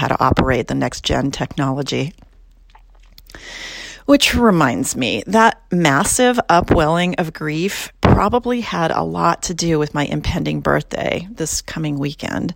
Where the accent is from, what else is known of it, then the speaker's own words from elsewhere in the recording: California, United States; my home state of California